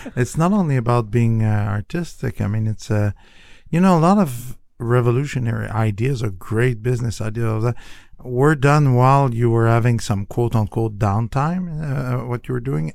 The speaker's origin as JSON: {"language": "English", "country": "Canada", "moved": "yes", "lives_now": "United States", "said": "I'm from Canada."}